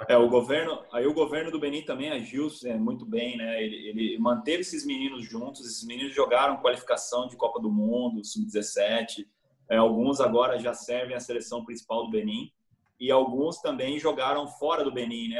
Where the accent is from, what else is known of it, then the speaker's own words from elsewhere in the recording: Brazil; sou brasileiro